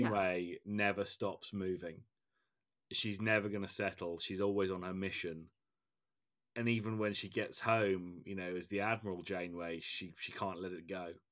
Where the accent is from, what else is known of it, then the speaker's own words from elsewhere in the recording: England, United Kingdom; as an Englishman